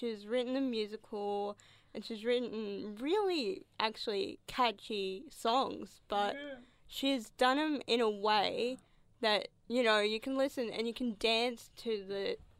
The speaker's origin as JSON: {"language": "English", "region": "Hawaii", "country": "United States", "said": "but I'm a Hawaiian girl, so I love my pineapple on my pizza."}